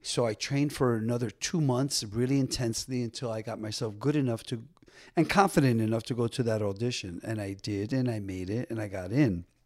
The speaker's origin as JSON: {"language": "English", "town": "Paterson", "region": "New Jersey", "country": "United States", "tie": "born or raised there", "said": "I grew up in Paterson, New Jersey"}